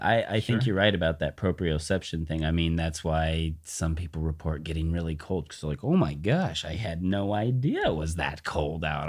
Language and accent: English; Southern California, United States; also born or lived in Humboldt State (Arcata, California); now in Southern Oregon, United States; I grew up in Southern California.